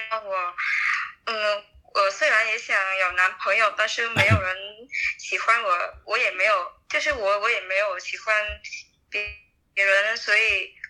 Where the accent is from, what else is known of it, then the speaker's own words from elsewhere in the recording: Bac Ninh, Vietnam; Chinese is a second language; 我的家乡在北宁，我我的家乡离河内很近的，骑摩托车一个小时就到了。